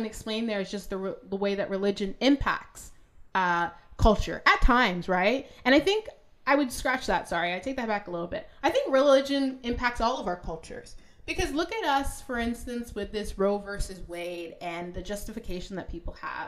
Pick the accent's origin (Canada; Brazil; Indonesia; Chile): Canada; I'm a Canadian